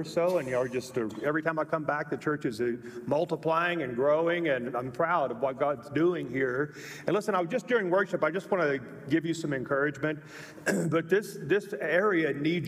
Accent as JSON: {"language": "English", "region": "Louisiana", "country": "United States", "moved": "yes", "lives_now": "Colorado Springs, United States", "said": "I'm from Louisiana"}